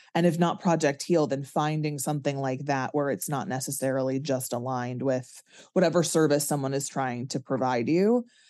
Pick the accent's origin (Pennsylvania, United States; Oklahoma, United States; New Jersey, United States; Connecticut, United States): Connecticut, United States; I'm from Connecticut